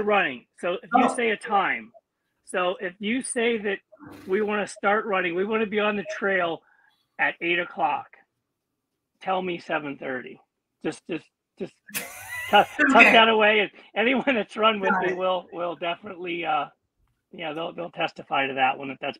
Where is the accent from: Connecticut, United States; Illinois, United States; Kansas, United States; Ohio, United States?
Connecticut, United States; Stamford; born there; also born or lived in Pennsylvania; No, actually, I was born in Stamford, Connecticut, and moved to PA.